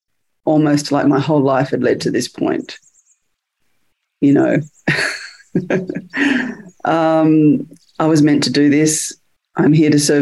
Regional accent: Australia; moved away as an adult; now in United Kingdom; I'm from Australia, but I'm coming to you from the UK today, where I moved 2.5 years ago

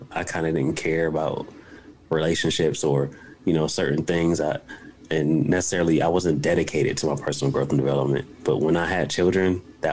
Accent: Buffalo, New York, United States; now in West Virginia, United States; I'm from a rough area and on the east side of Buffalo, New York.

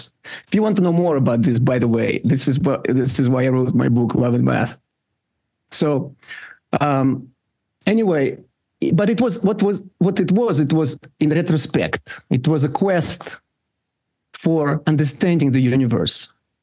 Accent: Russia; English is a second language; when I grew up in the Soviet Union

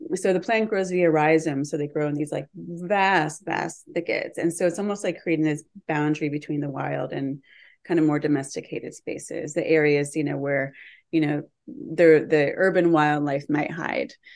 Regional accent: Western Massachusetts, United States; moved away as an adult; also born or lived in New York City; I grew up in Western Massachusetts and had a really deep relationship with land from the time I was a child

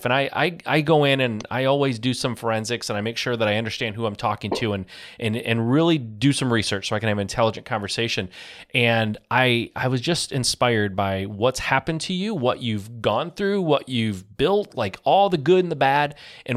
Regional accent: Michigan, United States; I grew up in Michigan

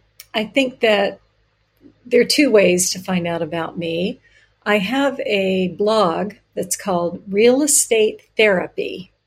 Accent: the South, United States; I grew up in the South and within a family where, you know, you had to have ice right?

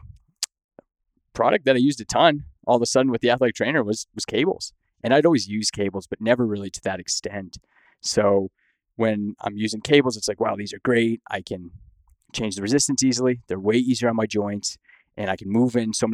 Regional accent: Windsor, Ontario, Canada; moved away as an adult; now in United States; I grew up in Windsor, Ontario

